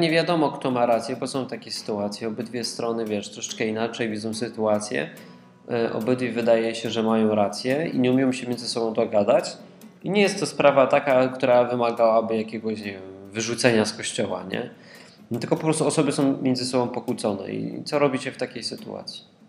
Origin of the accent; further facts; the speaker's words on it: Katowice, Silesian Voivodeship, Poland; Ja jestem z dużego miasta, jestem z Katowic